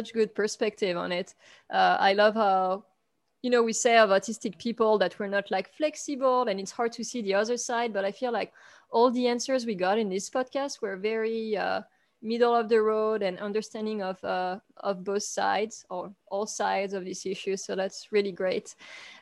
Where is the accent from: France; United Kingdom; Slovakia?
France; now in United States; I grew up in France